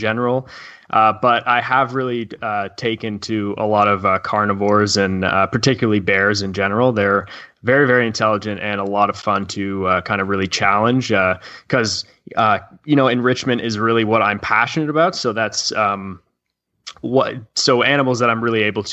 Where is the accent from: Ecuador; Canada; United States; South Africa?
Canada; I'm from Canada